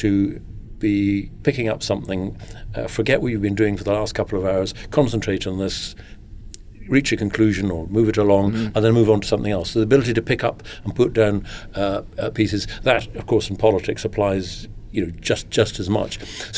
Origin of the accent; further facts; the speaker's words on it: Lairg, Scotland, United Kingdom; also born or lived in London; Well, I'm Scottish. It so happened that my father was working in London in 1953 when I was born. If it's any comfort to you, when I was 6 months old, his next job was in Lairg in Sutherland, which is several hundred miles to the north.